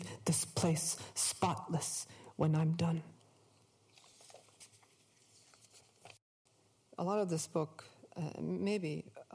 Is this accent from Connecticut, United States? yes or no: yes; Hartford, Connecticut, United States; I grew up in Hartford, the bordering state